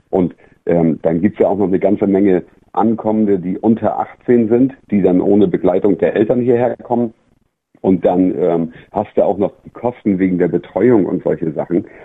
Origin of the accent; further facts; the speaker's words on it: Schleswig-Holstein, Germany; Ich komme aus, aus Dithmarschen, Schleswig-Holstein.